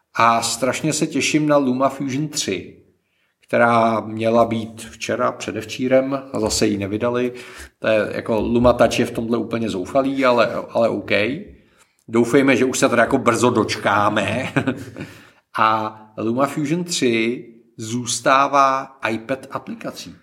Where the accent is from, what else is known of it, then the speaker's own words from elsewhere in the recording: Czechia; my jsme jako Češi